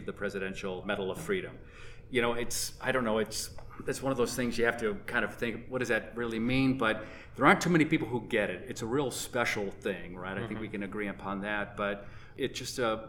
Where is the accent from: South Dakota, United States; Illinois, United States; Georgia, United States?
Illinois, United States; Chicago; now in Jamestown, United States; I come from Chicago